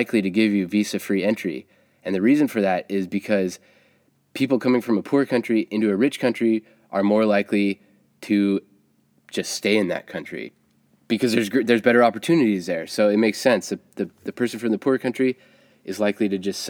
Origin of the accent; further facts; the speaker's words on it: United States; as an American